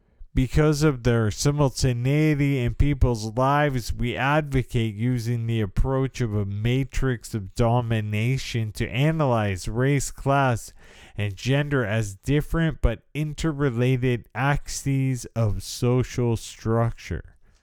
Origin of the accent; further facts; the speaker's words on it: United States; So I have definitely a certain amount of privilege that goes along with the experience of being disabled by multiple sclerosis.